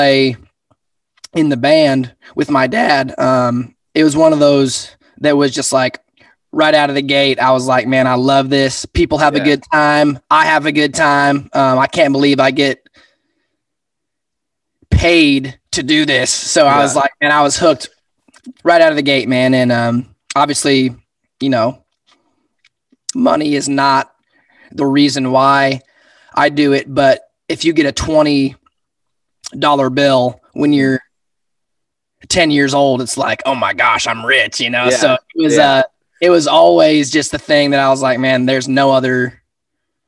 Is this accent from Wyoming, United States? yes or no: yes; Sheridan, Wyoming, United States; Born and raised in Sheridan